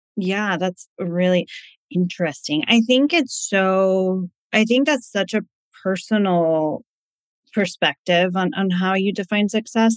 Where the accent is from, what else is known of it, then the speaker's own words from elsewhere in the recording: East Coast, United States; moved away as an adult; also born or lived in California; now in Connecticut, United States; We're originally from the East Coast, so we were moving back home